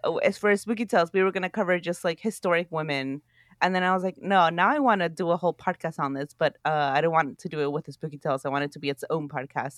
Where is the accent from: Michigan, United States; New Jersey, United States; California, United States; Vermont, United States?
California, United States; Oakland; growing up in Oakland, California